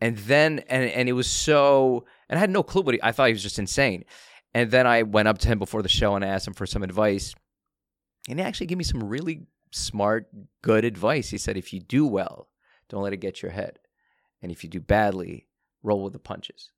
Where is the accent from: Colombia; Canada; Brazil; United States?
Canada; I was born in Canada.